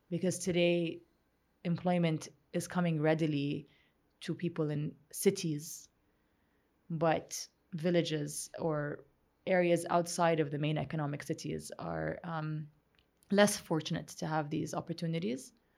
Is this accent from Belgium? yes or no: no; Saudi Arabia; moved away as an adult; growing up in Saudi Arabia